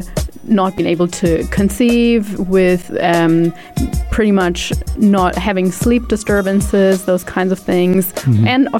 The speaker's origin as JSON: {"language": "English", "country": "Germany", "also_born_or_lived": "New Zealand", "moved": "yes", "said": "I'm originally from Germany. I have lived in New Zealand for quite some time, for about 9 years of my life."}